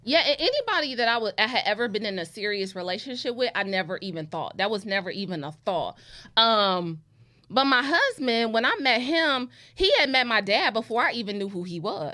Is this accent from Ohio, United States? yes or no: yes; Cleveland, Ohio, United States; a lot of people growing up in Cleveland, like, they knew me